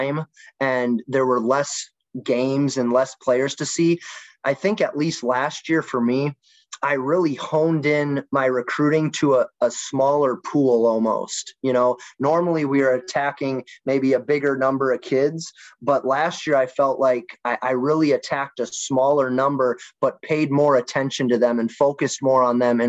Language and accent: English; Wisconsin, United States; now in St. Charles, Missouri, United States; My younger years, I grew up in Wisconsin.